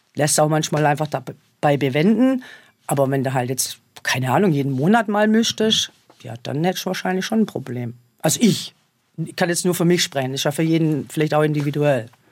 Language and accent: German; Germany; bei uns in Deutschland